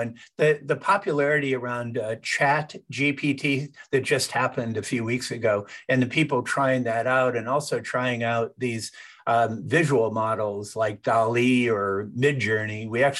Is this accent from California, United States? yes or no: yes; California, United States; I grew up in Silicon Valley